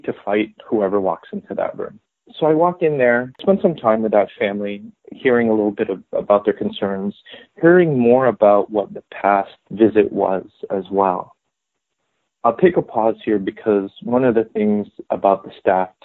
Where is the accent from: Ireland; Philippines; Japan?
Philippines; moved away as an adult; now in United States; I'm also Filipino